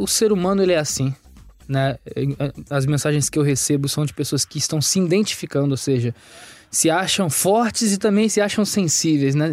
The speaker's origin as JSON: {"language": "Portuguese", "town": "Rio Grande", "region": "Rio Grande do Sul", "country": "Brazil", "moved": "as an adult", "lives_now": "Rio de Janeiro, Brazil", "said": "Eu sou de Praia do Cassino, litoral do Rio Grande do Sul"}